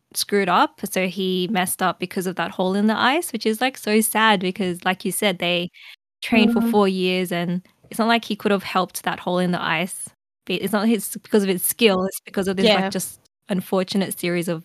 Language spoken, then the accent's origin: English; Australia; an Australian citizen who was born here and like, lived here my whole life